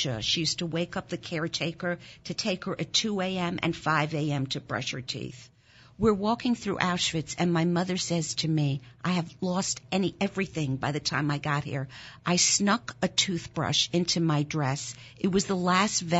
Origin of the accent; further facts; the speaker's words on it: Germany; first language German; English is a second language; now in Philadelphia, United States; German was my first language. I was born in Germany after the war.